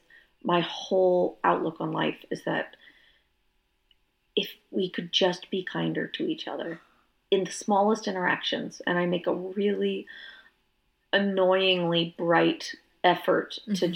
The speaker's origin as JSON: {"language": "English", "region": "Northern Virginia", "country": "United States", "tie": "born or raised there", "also_born_or_lived": "Georgia", "moved": "yes", "lives_now": "Austin, United States", "said": "I grew up in Northern Virginia, which as a kid I thought was the North"}